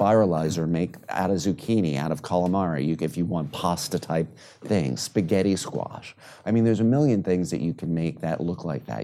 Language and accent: English; New York City, New York, United States; I grew up in New York City